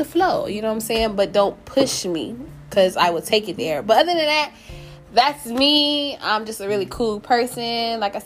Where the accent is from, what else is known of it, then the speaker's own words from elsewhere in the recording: North Carolina, United States; moved away as an adult; now in Orlando, United States; I'm originally from North Carolina, currently stay in Orlando, Florida